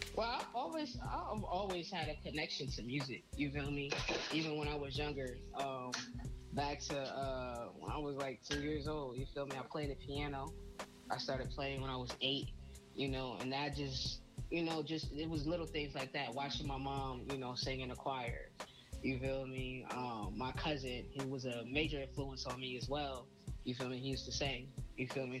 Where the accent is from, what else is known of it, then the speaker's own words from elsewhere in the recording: Trenton, New Jersey, United States; also born or lived in California; I'm from Trenton, New Jersey.